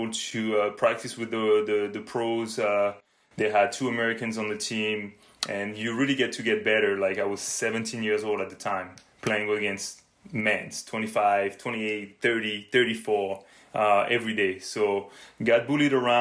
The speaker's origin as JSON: {"language": "English", "region": "Normandy", "country": "France", "tie": "born or raised there", "moved": "as an adult", "lives_now": "Canada", "said": "I was born and raised in France, in Normandy more specifically"}